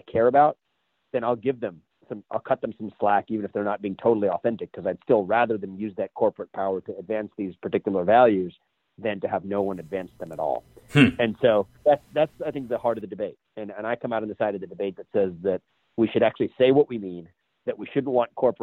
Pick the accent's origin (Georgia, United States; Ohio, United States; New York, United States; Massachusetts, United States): Ohio, United States; Southwest; I grew up in Southwest Ohio